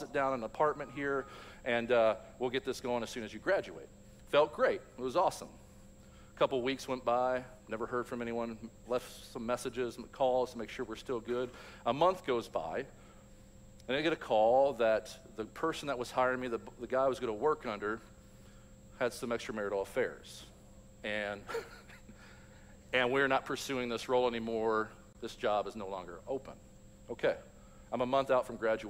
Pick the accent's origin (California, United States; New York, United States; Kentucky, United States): Kentucky, United States; Louisville; I grew up in Louisville, Kentucky, graduated high school in 1998